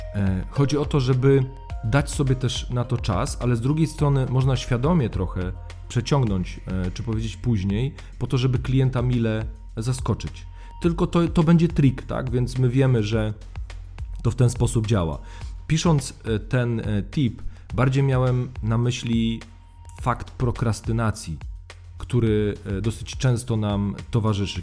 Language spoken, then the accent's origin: Polish; Warmian-Masurian Voivodeship, Poland; moved away as an adult; now in Warsaw, Poland; ja pochodzę z Mazur e, i u mnie jo było i jest.